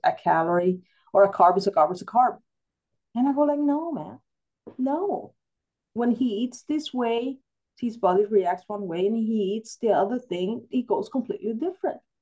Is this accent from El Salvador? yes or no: yes; El Salvador; moved away; I grew up in El Salvador